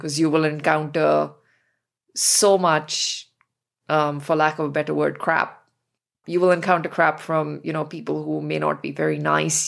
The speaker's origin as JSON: {"language": "English", "town": "New Delhi", "region": "Delhi", "country": "India", "tie": "born or raised there", "said": "growing up in New Delhi."}